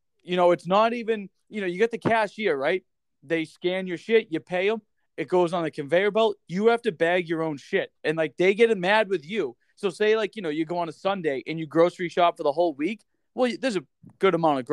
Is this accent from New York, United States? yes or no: no; Boston, Massachusetts, United States; moved away as an adult; now in North Dakota, United States; growing up in Massachusetts